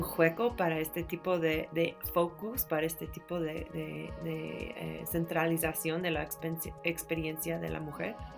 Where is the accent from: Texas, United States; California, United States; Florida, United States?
California, United States; San Francisco; soy californiana